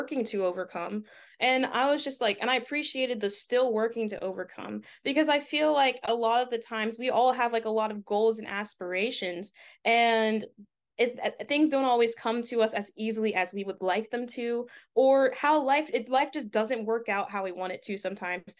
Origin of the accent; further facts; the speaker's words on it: Delaware, United States; for the longest time growing up in Delaware, it's a predominantly white state